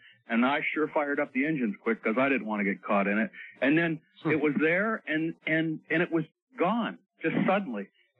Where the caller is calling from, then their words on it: Staten Island, New York, United States; Yes, I'm calling from Staten Island, New York. I'm up here working on a dredge survey job on a boat in the harbor.